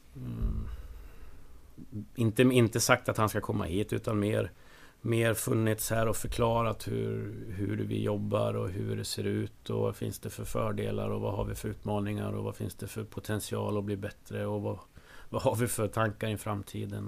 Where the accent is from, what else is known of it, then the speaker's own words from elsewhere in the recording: Söderhamn, Gävleborg County, Sweden; jag är ju från Söderhamn. En stad som ligger lite söder om Hudiksvall